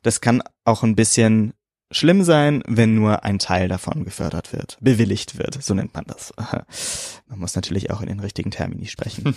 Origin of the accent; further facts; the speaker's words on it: Germany; Ich bin Deutscher.